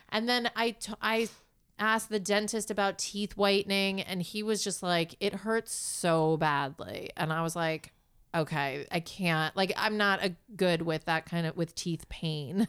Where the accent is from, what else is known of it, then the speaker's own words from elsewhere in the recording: New York City, New York, United States; I grew up in New York City.